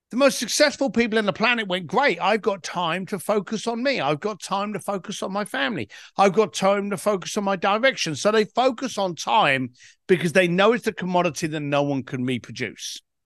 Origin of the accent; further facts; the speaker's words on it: London, United Kingdom; I was a bricklayer from East London